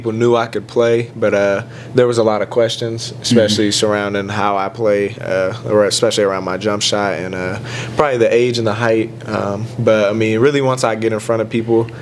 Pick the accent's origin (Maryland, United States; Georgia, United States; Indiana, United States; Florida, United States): Indiana, United States; Terre Haute; moved away as an adult; that's in my hometown